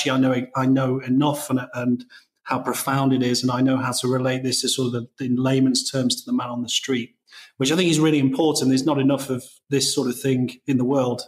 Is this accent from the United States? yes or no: no; England, United Kingdom; I'm English